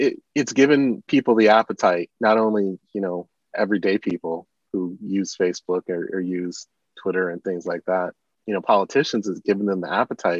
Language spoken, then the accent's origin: English; Michigan, United States; I'm from Michigan